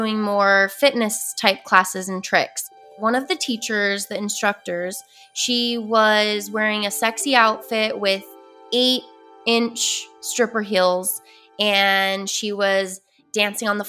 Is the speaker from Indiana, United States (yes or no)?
no; Utah, United States; I grew up in Utah, which is a very predominant Mormon area